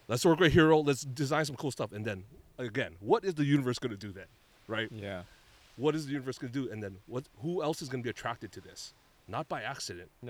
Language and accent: English; Hawaii, United States; when we grew up in Hawaii and Baramar, because you know, because you know, you love Hawaii, you aloha Hawaii, this place definitely nurtured some of that in us